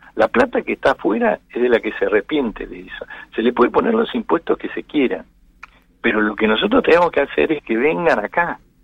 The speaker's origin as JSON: {"language": "Spanish", "country": "Argentina", "said": "me gusta vivir en mi país, tengo mis hijos, mis nietos, y, quiero seguir viviendo acá."}